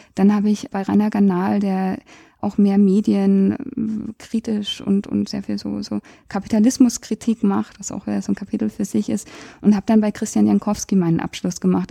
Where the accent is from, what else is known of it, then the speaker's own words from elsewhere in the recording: Germany; als Deutsche